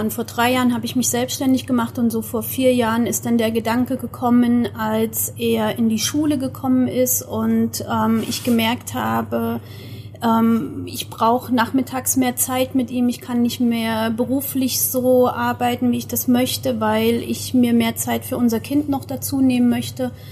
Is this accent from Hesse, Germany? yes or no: no; Thuringia, Germany; Ich komme aus der Nähe von Freiburg, mehr südlich und ähm, komme aber ursprünglich aus der Nähe von Erfurt